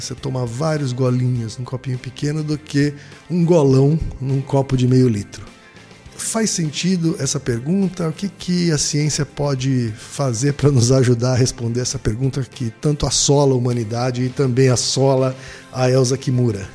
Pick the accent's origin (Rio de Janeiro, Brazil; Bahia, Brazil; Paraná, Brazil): Paraná, Brazil; Maringá; Maringá, minha terra natal.